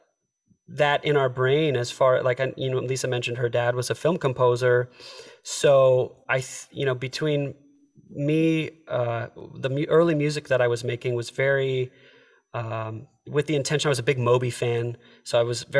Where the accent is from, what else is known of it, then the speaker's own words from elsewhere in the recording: Petawawa, Ontario, Canada; also born or lived in Pembroke, Ontario; now in Los Angeles, United States; I was born in Pembroke, right outside of the military base, Petawawa, and spent my my early years in Petawawa.